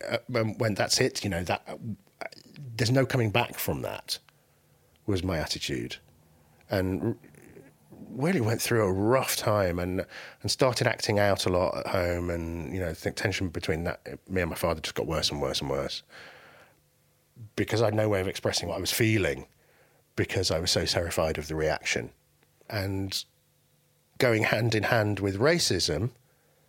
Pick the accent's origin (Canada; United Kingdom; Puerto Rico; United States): United Kingdom; England; also born or lived in Baghdad, Iraq; I was born in Baghdad and I came to England when I was 2 years old